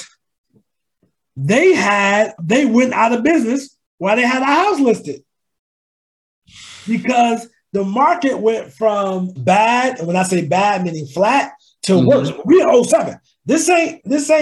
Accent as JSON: {"language": "English", "region": "New Jersey", "country": "United States", "tie": "born or raised there", "moved": "as an adult", "lives_now": "Charlotte, United States", "said": "I'm from New Jersey, born and raised."}